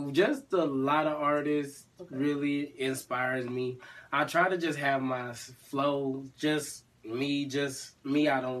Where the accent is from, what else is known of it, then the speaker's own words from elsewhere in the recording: California, United States; It's really growing up in Cali, I don't know, it's fun, but then not necessarily just, like, kind of, like, just serious, too.